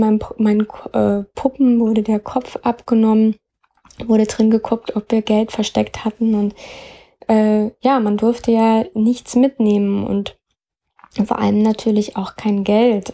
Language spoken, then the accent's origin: German; Bavaria, Germany; moved away as an adult; also born or lived in Leipzig / New York / Berlin; 15 Jahre meine Kindheit und Jugend in Bayern